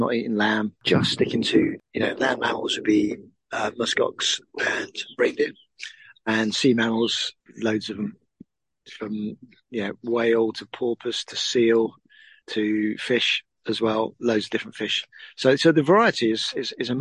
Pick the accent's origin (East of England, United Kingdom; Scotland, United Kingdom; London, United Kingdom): East of England, United Kingdom; Suffolk; I'm from Suffolk, over in England.